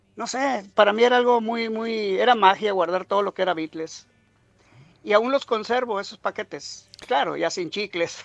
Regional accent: Monterrey, Nuevo León, Mexico; now in United States; yo soy originario de Monterrey, México

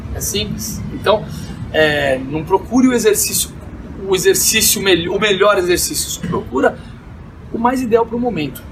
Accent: Brazil; moved away as an adult; also born or lived in Las Vegas; Fui embora do Brasil, fiquei por volta, de um total de oito anos entre idas e vindas

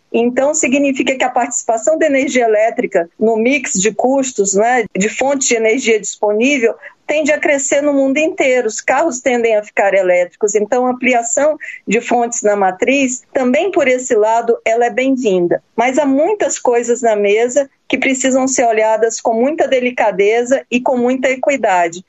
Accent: Brazil; nós, como brasileiros

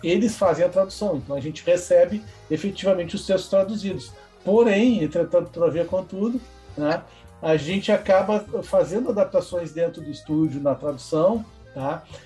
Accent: Porto Alegre, Rio Grande do Sul, Brazil; sou porto-alegrense, nascido na Beneficência Portuguesa

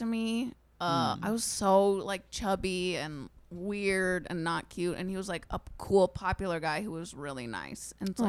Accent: San Diego, California, United States; I went to a Jewish day school. Where? So in San Diego. Mm-hmm. The San Diego Jewish Academy.

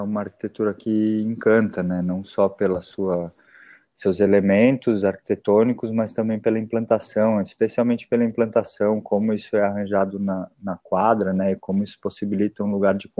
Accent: São Paulo, Brazil; now in Porto Alegre, Brazil; eu, eu sou paulistano, né? Nasci na cidade de São Paulo

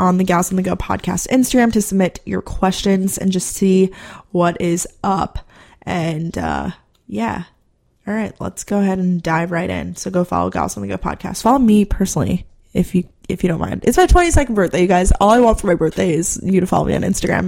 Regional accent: Long Island, New York, United States; moved away as an adult; now in Athens, United States; Growing up on Long Island, I was still an hour away from the city

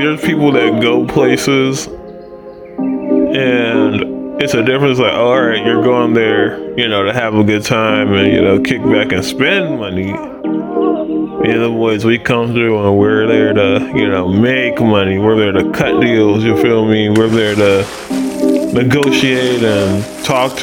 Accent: Houston, Texas, United States; because we're from Houston

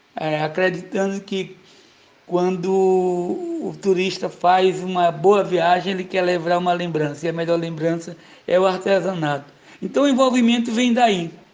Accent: Madre Deus, Maranhão, Brazil; nasci ali na Madre Deus, próximo à fábrica da Cânimo

